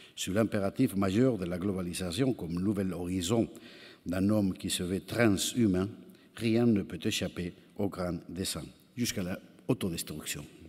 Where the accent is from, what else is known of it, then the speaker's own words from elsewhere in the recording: Spain; French is a second language; chez nous, en Espagne